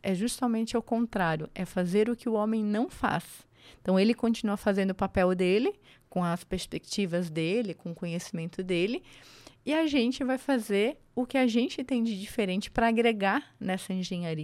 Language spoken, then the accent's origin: Portuguese; Angelina, Santa Catarina, Brazil; moved away as an adult; also born or lived in Florianópolis / abroad; now in São Paulo, Brazil; Eu sou de Angelina. É uma cidade no interior do estado de Santa Catarina.